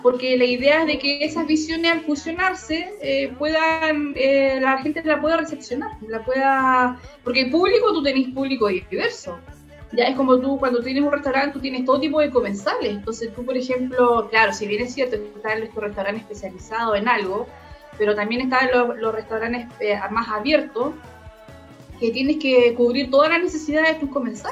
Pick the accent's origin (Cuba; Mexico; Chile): Chile; como chilenos